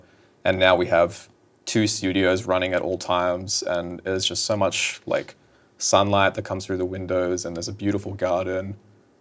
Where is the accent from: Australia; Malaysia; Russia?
Australia; Newcastle, New South Wales; moved away as an adult; now in Los Angeles, United States; I need to move away from my hometown